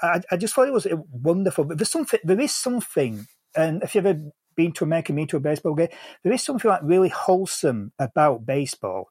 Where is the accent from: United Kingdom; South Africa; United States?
United Kingdom; England; as an Englishman